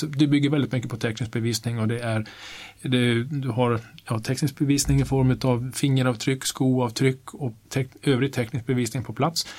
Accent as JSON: {"language": "Swedish", "town": "Kiruna", "region": "Norrbotten County", "country": "Sweden", "tie": "born or raised there", "accent": "Norrland", "moved": "as an adult", "lives_now": "Stockholm, Sweden", "said": "Nu har jag bott här rätt länge men jag är uppvuxen i Kiruna"}